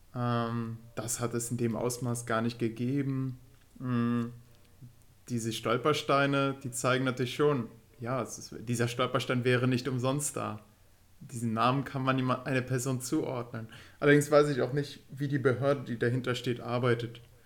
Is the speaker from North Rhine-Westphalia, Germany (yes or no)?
yes; Würm, North Rhine-Westphalia, Germany; in Würm, in dem Ort, wo ich geboren bin